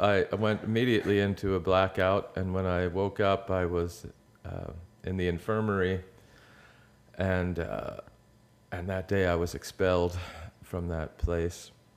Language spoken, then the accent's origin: English; outside of Philadelphia, Pennsylvania, United States; I grew up outside of Philadelphia